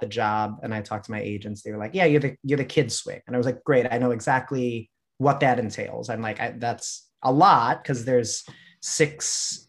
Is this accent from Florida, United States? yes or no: no; Chicago, Illinois, United States; I was born in Chicago, grew up in the southwest suburbs